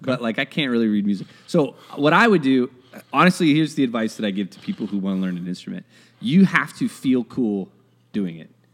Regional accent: United States; I'm American

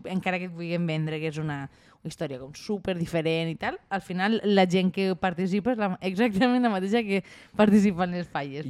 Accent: Valencian Community, Spain; som els valencians. Som un poble unit i de festa

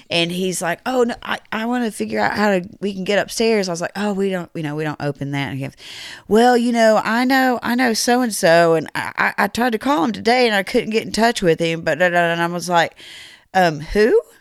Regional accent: Rockford, United States; I'm from Rockford

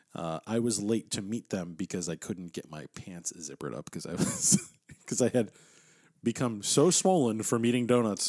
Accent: Texas, United States; I'm an American from Texas

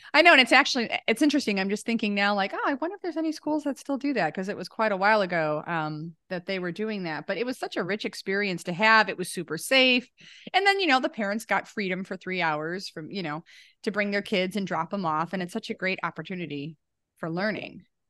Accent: Lake County, Illinois, United States; I'm from Lake County

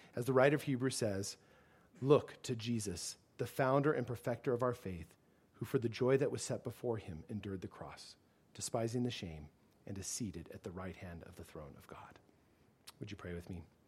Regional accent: United States; as an American

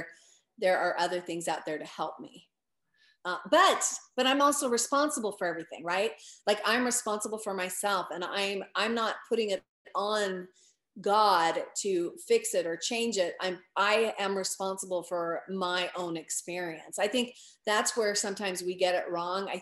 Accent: United States; I grew up in America and I grew up in the Christian faith

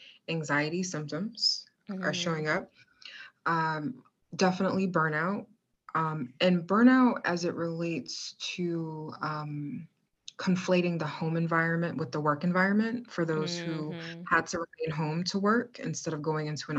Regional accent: Virginia, United States; also born or lived in Maryland; the Commonwealth of Virginia, my home state, hey, 757

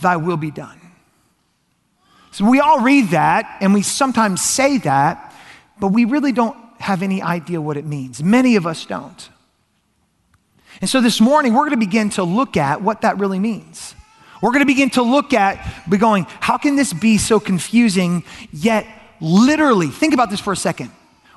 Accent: Georgia, United States; I grew up in Georgia, and I grew up going to a Catholic church on and off again

